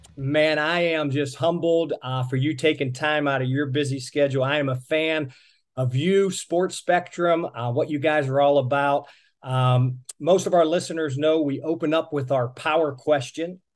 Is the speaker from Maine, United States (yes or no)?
no; Pittsburgh, Pennsylvania, United States; moved away; I'm originally from the Pittsburgh area